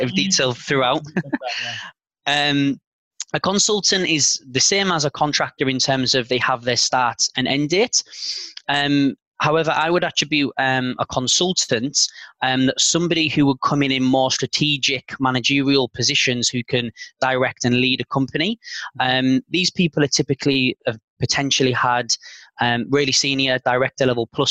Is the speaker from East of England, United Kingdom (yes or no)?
no; Carlisle, North West England, United Kingdom; moved away as an adult; also born or lived in London, United Kingdom; now in Zurich, Switzerland; my hometown of Carlisle